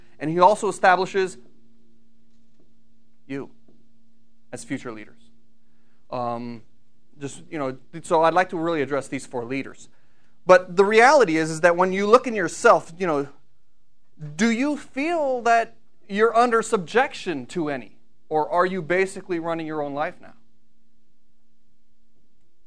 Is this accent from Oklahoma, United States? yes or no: no; Brunswick Hills, Ohio, United States; I come from Brunswick Hills, Ohio